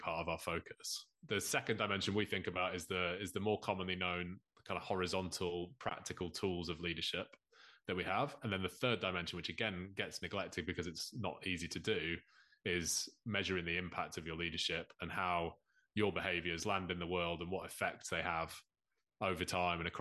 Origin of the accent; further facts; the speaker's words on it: Lancashire, North West England, United Kingdom; moved away; I'm a lapsed Lancastrian, although it's a good few years since I lived in Lancashire